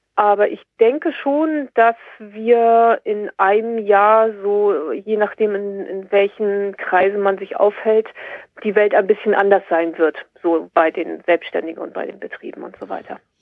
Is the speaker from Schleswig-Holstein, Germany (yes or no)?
yes; near Kiel, Schleswig-Holstein, Germany; ich komme aus der Nähe Kiel, oben im Norden